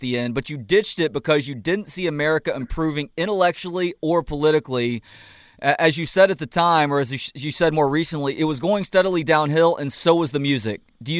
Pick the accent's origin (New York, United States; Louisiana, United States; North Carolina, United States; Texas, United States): Texas, United States; Dallas; moved away; I'm from Dallas originally.